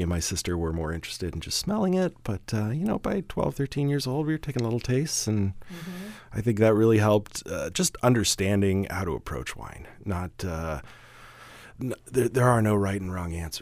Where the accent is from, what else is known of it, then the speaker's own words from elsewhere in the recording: Canada; moved away; Originally, I'm from Canada. My folks spent the bulk of their life there